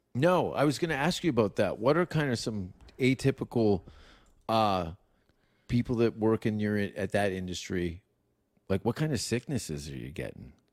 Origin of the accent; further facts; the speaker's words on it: Canada; I'm from Canada